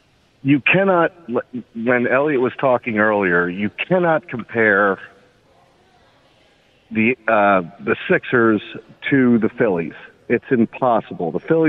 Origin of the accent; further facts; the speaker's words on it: Philadelphia, Pennsylvania, United States; You know, it's actually for me as a Philadelphian, it is. We root for our teams because they are Philadelphia.